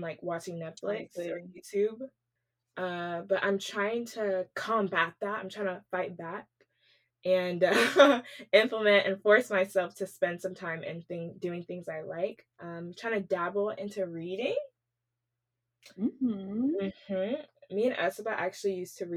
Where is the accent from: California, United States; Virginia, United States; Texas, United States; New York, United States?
Texas, United States; Wylie; moved away as an adult; also born or lived in New Jersey; now in Houston, United States; we both actually like to say that we're from Dallas, but specifically from Wiley, Texas